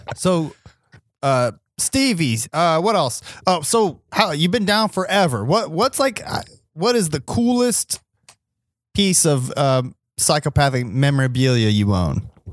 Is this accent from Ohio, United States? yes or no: yes; Ohio, United States; we're from Ohio